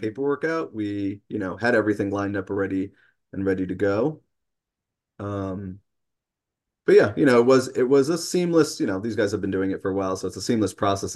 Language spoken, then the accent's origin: English; New York City, New York, United States; now in Peterborough, United States; I'm originally from New York City